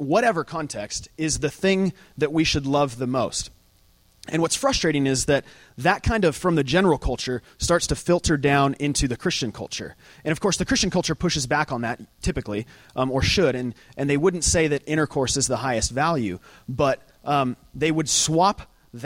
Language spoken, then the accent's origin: English; Lake Havasu City, Arizona, United States; moved away; I'm from Lake Havasu City